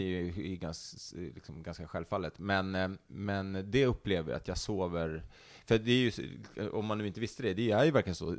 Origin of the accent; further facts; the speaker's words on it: Stockholm, Stockholm County, Sweden; also born or lived in Älvsjö; Jag är upp, eh, uppvuxen inte så långt härifrån där vi sitter och spelar in det här, mm. eh, i Högdalen